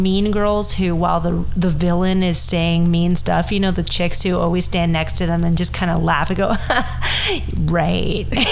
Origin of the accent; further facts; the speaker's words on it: Miami, Florida, United States; my hometown